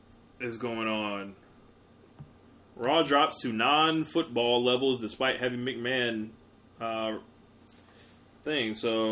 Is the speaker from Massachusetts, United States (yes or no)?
yes; Springfield, Massachusetts, United States; I'm from Springfield, Massachusetts, for those that don't know.